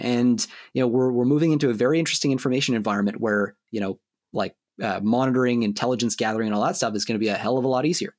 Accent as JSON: {"language": "English", "country": "Canada"}